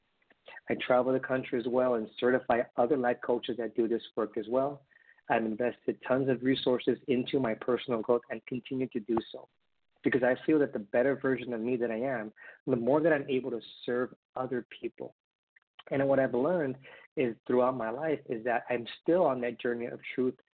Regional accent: Honolulu, Hawaii, United States; I was born in Honolulu, Hawaii. Parents were dad from Mexico, mom from Colombia, immigrated to the United States. I am the youngest of three brothers, and being raised in Hawaii

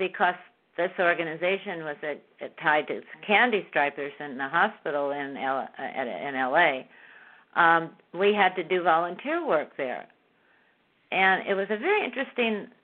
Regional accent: Southern California, United States; moved away as an adult; also born or lived in Beverly Hills / China / Bermuda; I've been born and raised in Southern California

